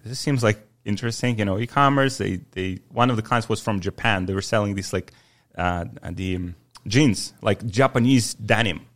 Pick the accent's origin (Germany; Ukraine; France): Ukraine; also born or lived in Poland; now in Miami, United States; I'm from Ukraine originally, uh, born in nineteen ninety